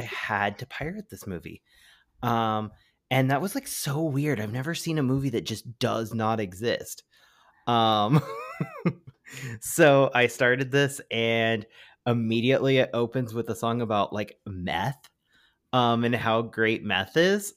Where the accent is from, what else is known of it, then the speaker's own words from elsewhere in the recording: California, United States; also born or lived in Oklahoma; I was born in California